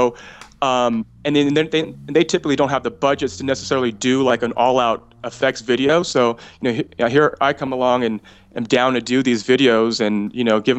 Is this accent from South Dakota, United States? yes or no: no; California, United States; moved away as an adult; also born or lived in Memphis / Phoenix; I'm from California